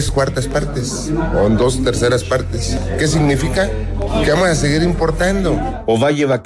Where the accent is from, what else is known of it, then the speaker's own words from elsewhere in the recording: Zacatecas, Mexico; yo soy de Zacatecas.